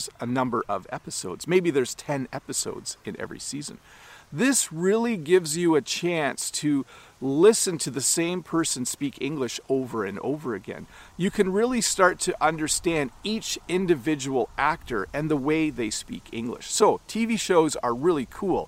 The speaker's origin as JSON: {"language": "English", "country": "Canada"}